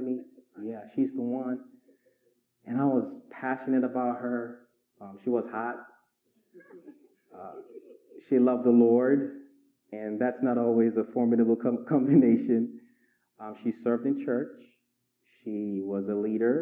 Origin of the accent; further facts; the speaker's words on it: Nigeria; moved away as an adult; also born or lived in Inglewood, California / Richmond, Virginia; I was raised in Nigeria for 19 years